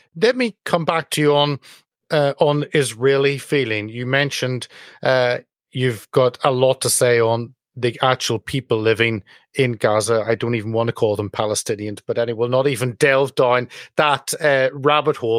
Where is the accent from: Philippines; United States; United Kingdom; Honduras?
United Kingdom; speaking as a Brit